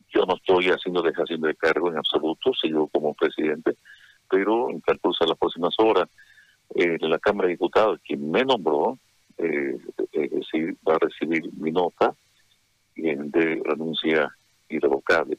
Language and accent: Spanish; Santa Cruz, Bolivia; a mi Santa Cruz, a mi patria, a mi Bolivia